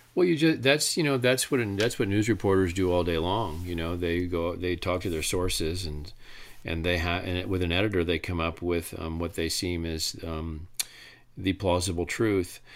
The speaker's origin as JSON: {"language": "English", "town": "Traverse City", "region": "Michigan", "country": "United States", "said": "I'm from Traverse City, Michigan.\" And that's where I'm from."}